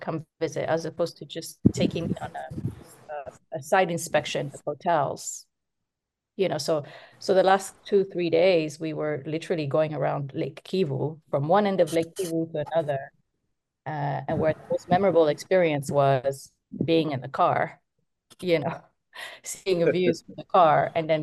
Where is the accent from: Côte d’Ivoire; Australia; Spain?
Côte d’Ivoire; when I was growing up in Ivory Coast